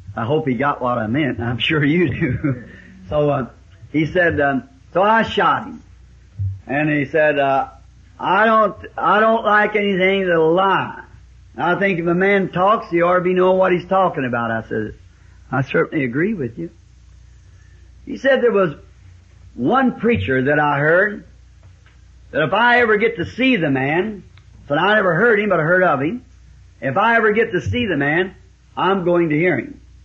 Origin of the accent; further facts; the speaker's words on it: the South, United States; also born or lived in Ireland (ancestry); I'm a Southerner